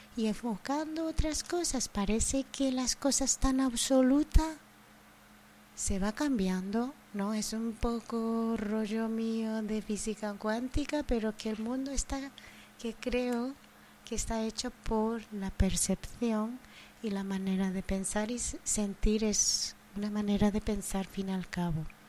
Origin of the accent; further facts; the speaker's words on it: Japan; Spanish is a second language; also born or lived in Andalusia; now in Spain; mi tierra, Japón